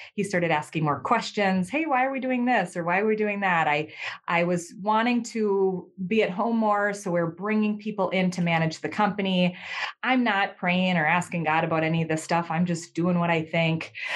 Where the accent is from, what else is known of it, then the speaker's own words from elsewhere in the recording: Minnesota, United States; I'm from Minnesota in the United States.